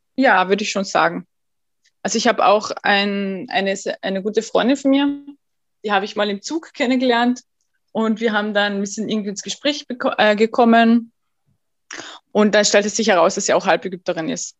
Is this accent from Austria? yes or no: yes; Austria; ich bin in Österreich aufgewachsen, geboren